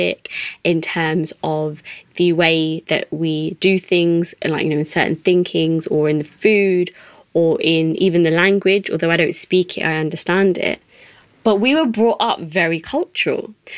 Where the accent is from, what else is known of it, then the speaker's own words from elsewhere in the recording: England, United Kingdom; first language English; I'm a British Asian woman. I'm 27 years old.